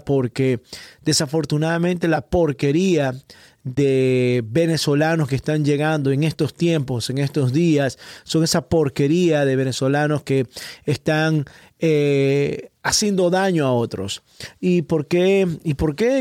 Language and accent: Spanish; Ecuador; now in Miami, United States; soy ecuatoriano y llegué a este país, a los Estados Unidos